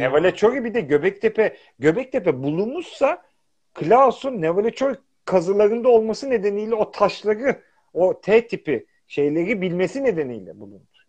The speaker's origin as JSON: {"language": "Turkish", "region": "Istanbul", "country": "Turkey", "moved": "yes", "lives_now": "England", "said": "Kadıköylüyüm. Yani ben karşının çocuğuyum"}